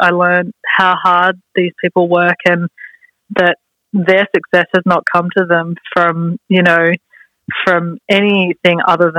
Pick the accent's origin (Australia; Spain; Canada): Australia; moved away as an adult; now in London, United Kingdom; Like I moved to London from Australia when I was 19. I'd just finished uni studying sound, and I went there with a bunch of friends